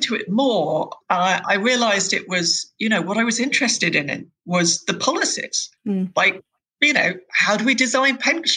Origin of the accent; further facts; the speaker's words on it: London, United Kingdom; grew up in West London, in Hounslow, Chiswick.